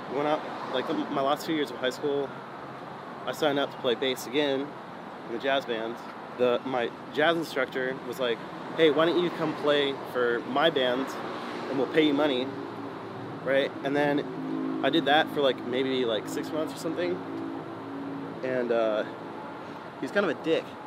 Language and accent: English; San Jose, California, United States; I was born in San Jose, uh, grew up there